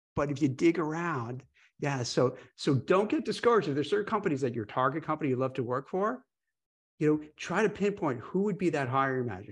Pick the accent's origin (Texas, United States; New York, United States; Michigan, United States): New York, United States; New York City; growing up in New York City